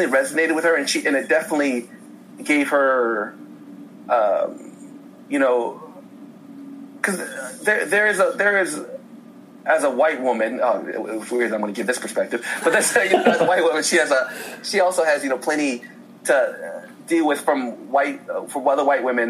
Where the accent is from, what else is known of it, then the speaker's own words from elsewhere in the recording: Indiana, United States; moved away as an adult; now in Los Angeles, United States; I grew up in Indiana, so there's not a lot of riots.